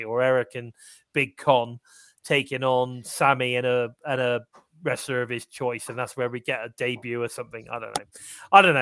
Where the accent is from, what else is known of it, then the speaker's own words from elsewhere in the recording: England, United Kingdom; I'm English